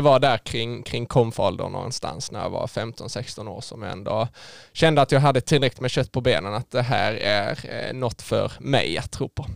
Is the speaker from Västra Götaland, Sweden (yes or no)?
no; Skåne, Sweden; där jag växte upp eh, hemma i Skåne då ute på, på landsbygden med, med min familj